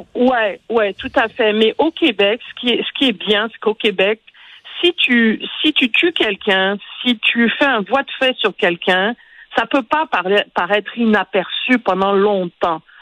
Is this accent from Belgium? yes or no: no; Côte d’Ivoire; moved away; Quand j'étais en Côte d'Ivoire, moi je suis née en Côte d'Ivoire, et j'avais quoi, 12, 13 ans